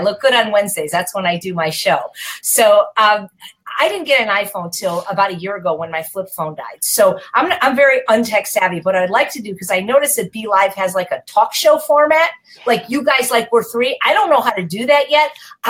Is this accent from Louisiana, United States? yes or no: no; Chicago, Illinois, United States; now in Los Angeles, United States; Well, I'm from Chicago, but I've lived in Los Angeles most of my life.